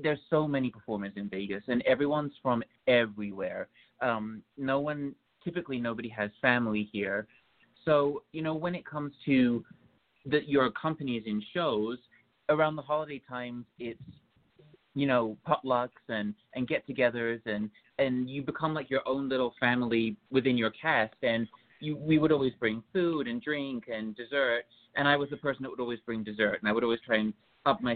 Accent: United Kingdom; moved away; I grew up in just outside of London in England

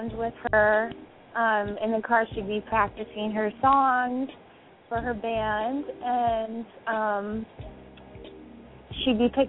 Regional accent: Seattle, Washington, United States; I'm from Seattle, Washington, born and raised

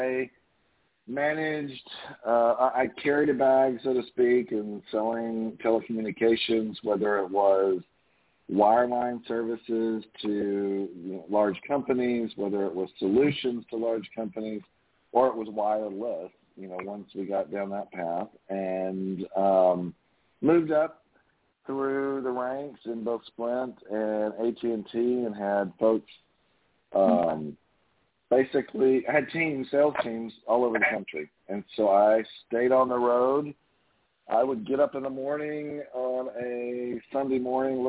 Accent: Longview, Texas, United States; now in Houston, United States; I grew up in Texas. I grew up in East Texas, so I was just out there this past weekend. So way out, almost to Shreveport, Louisiana, so Longview, Texas

